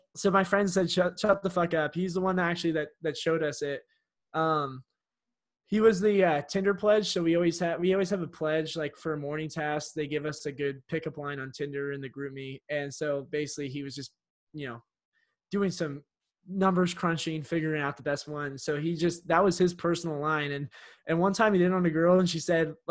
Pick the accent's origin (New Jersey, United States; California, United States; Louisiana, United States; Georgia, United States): California, United States; San Francisco; I'm from San Francisco